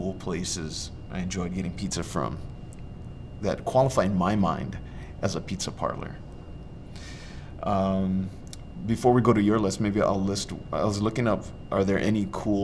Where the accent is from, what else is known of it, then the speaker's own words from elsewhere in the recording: Waianae, Hawaii, United States; So I grew up in Waianae